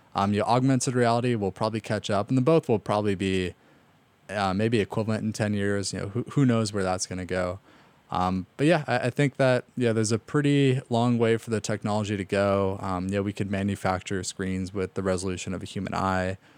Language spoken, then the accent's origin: English; Los Angeles, California, United States; I grew up in North Hollywood